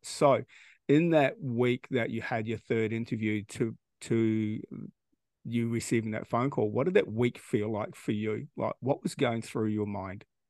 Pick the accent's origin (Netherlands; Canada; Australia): Australia; we don't do any of that stuff here in Australia